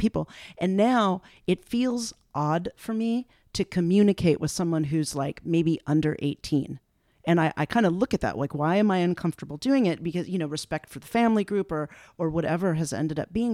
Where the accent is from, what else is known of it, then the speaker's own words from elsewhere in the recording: Los Angeles, California, United States; also born or lived in San Francisco; I grew up in West Los Angeles